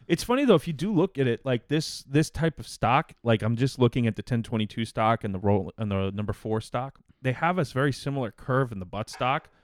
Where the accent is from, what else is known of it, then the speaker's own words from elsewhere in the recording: United States; me as an American